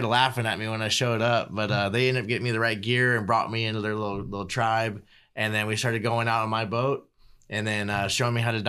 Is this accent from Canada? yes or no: no; Virginia Beach, Virginia, United States; moved away; And I grew up in Virginia Beach, Virginia, and you know, I got separated from my family and had to come to South Bakersfield.